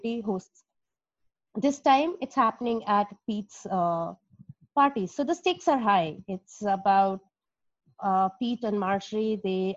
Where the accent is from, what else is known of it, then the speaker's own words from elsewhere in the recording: India; moved away as an adult; I've been born and brought up in India